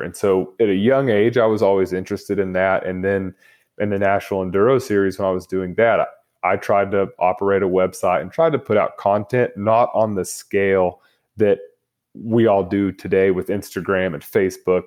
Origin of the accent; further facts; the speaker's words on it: Lubbock, Texas, United States; I grew up in Lubbock, Texas